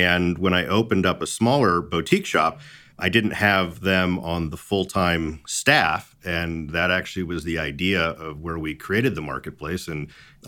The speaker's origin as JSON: {"language": "English", "town": "Las Vegas", "region": "Nevada", "country": "United States", "tie": "born or raised there", "said": "I was born in Las Vegas."}